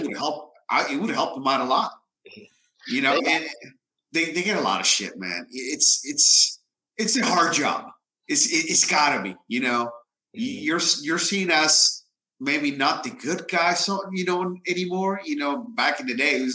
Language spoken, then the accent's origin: English; Puerto Rico; I come from Puerto Rico